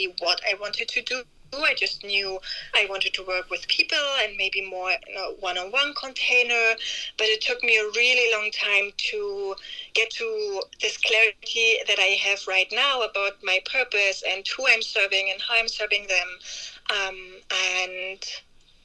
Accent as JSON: {"language": "English", "country": "Germany", "moved": "as an adult", "lives_now": "France", "said": "I'm originally from Germany and now living in France"}